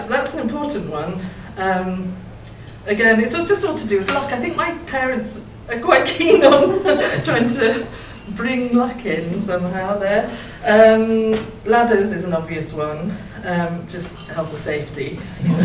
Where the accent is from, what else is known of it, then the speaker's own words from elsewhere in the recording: Thurlton, near Haddiscoe/Norfolk marshes, East of England, United Kingdom; also born or lived in Norwich; I grew up in Thirlton, which is like on the marshes near Edam